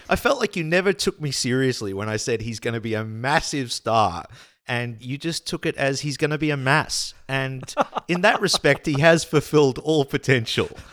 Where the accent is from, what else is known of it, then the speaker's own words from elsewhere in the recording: Australia; also born or lived in Denmark / Poland; as an Australian slash Dane